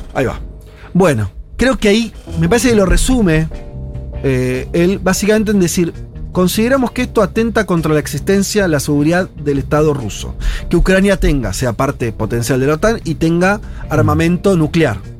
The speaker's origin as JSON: {"language": "Spanish", "country": "Argentina", "said": "nosotros como argentinos"}